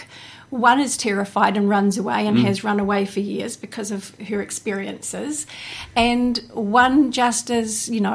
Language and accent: English; Hawke's Bay, New Zealand; also born or lived in Taupo, New Zealand; I grew up in pretty much from the time I was three. I've been here